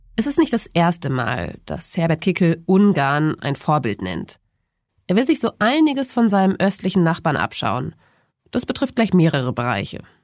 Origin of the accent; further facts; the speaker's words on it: Germany; bei uns in Deutschland